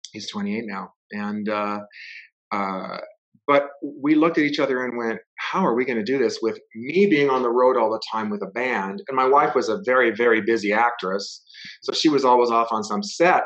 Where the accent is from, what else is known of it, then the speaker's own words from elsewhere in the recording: Los Angeles, California, United States; now in Provo, United States; I grew up in Los Angeles, but I live in Provo, Utah